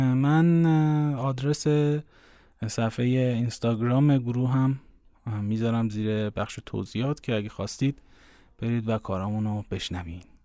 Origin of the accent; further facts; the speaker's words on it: Iran; ما ایرانی هستیم